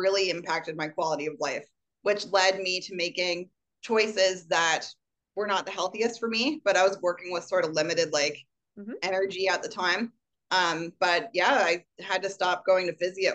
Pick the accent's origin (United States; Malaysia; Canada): Canada; as a Canadian